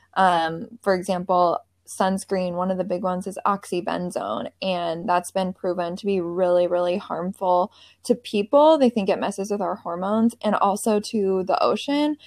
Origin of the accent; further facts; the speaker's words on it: Seattle, Washington, United States; moved away as an adult; now in Charleston, United States; I'm from the Seattle area.